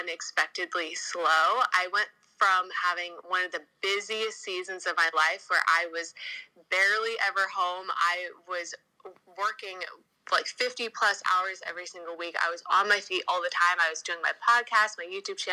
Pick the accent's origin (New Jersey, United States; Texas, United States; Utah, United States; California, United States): California, United States; also born or lived in Los Angeles; I'm from California.